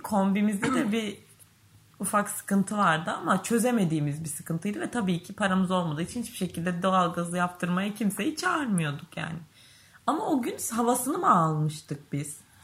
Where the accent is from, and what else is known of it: Çanakkale, Turkey